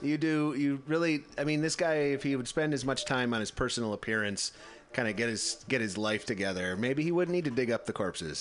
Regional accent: Midwest, United States; I grew up in the Midwest

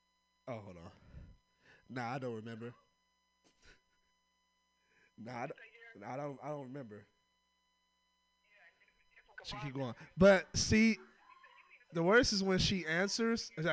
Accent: Oakland, California, United States; I'm from Oakland

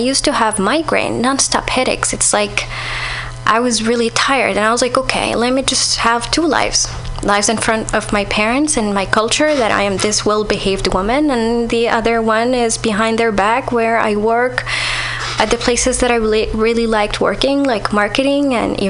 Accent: Saudi Arabia; moved away

